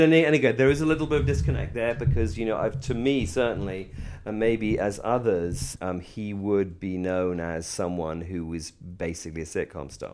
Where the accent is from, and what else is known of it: England, United Kingdom